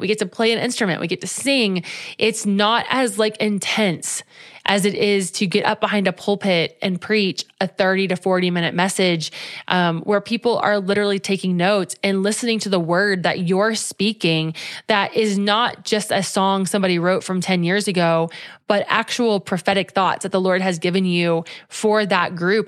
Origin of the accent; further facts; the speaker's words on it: Cincinnati, Ohio, United States; moved away as an adult; had we stayed in Cincinnati